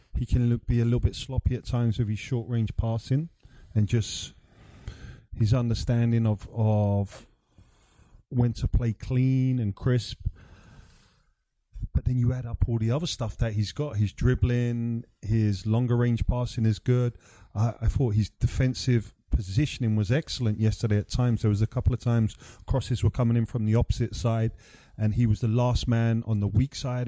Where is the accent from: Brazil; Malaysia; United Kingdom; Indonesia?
United Kingdom; London; making my first team debut for my hometown club